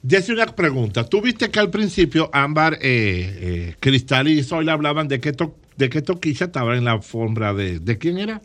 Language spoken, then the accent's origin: Spanish; Dominican Republic; yo soy dominicano